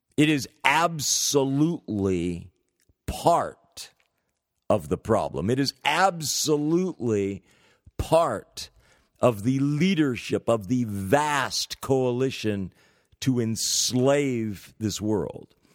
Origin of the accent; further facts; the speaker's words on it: San Francisco, California, United States; University of California, San Francisco. Practically my hometown.